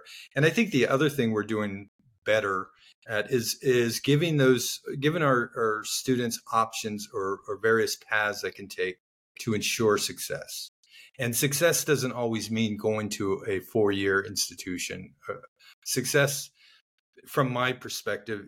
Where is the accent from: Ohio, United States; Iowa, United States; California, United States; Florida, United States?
Florida, United States; Miami; Growing up in Miami, Florida, youngest of four